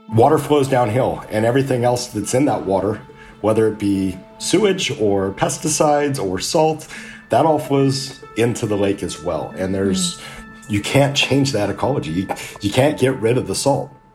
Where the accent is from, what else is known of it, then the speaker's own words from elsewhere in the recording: Southern California, United States; I grew up in Southern California